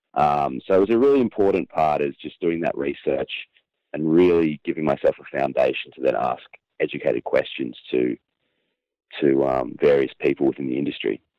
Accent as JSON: {"language": "English", "region": "Queensland", "country": "Australia", "tie": "born or raised there", "said": "I was born in Queensland, which, um, for your international listeners, is a very large state um, in, in, I guess, the north of Australia"}